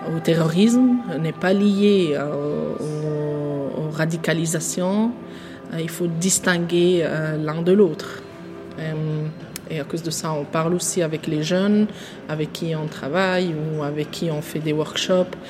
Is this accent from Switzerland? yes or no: yes; Switzerland; also born or lived in Tunisia; Je me vois en tant que Suisse parce que je, je suis vécue en Suisse, c'est le pays où j'ai ouvert mes yeux